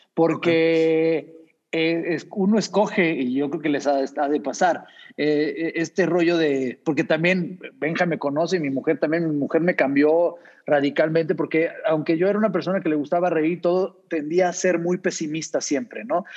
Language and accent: Spanish; Mexico; somos mexicanos